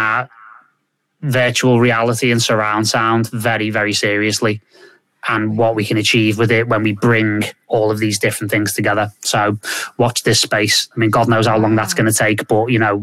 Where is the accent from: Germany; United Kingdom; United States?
United Kingdom; Liverpool, North West England; I'm from Liverpool